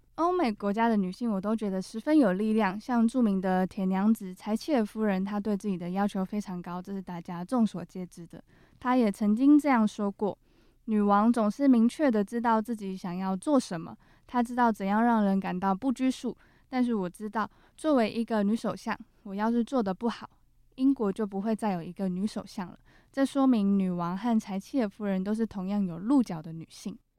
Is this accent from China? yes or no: no; Taitung County, Taiwan; also born or lived in Kaohsiung; 我的家乡台东是靠海，但其实我也有山上的家。像我妈妈的部落就是比较靠山的，我们就是有吃不完的山产